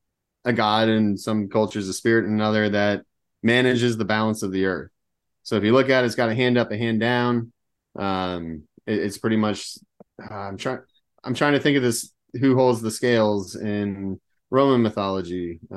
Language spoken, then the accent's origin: English; Pennsylvania, United States; born or raised there; now in Auburn, United States